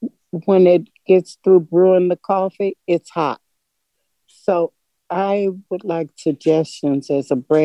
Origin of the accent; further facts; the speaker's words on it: Louisville, Kentucky, United States; I'm from Louisville, Kentucky.